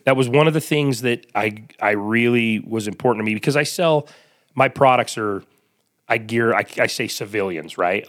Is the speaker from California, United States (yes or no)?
no; Salt Lake City, Utah, United States; I grew up here in Salt Lake